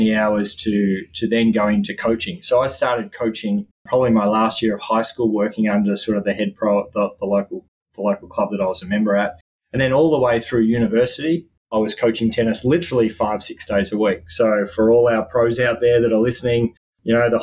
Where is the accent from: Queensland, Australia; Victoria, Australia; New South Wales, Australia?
Victoria, Australia; Melbourne; moved away as an adult; now in United States; a young Australian kid who grew up loving tennis and certainly playing tennis all the way through sort of junior competitions and tournaments and around Melbourne, Australia